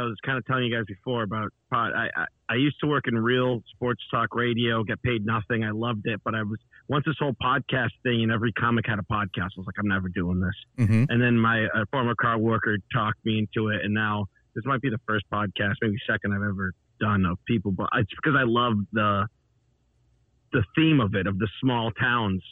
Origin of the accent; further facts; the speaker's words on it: Northampton, Massachusetts, United States; moved away; also born or lived in Austin, Texas / Boston; my hometown. Northampton